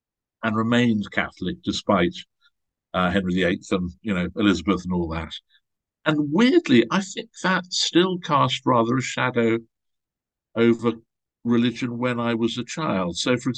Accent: Nigeria; born there; also born or lived in Malta / Switzerland / England / Ghana; I was born in Nigeria. My family moved all over the place. We were in Malta. We spent many years in Switzerland. And then during my teenage years, I was at boarding school in England, but we lived in Ghana, in West Africa.

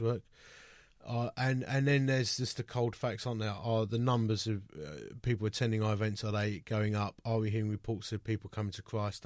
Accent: United Kingdom; we're British

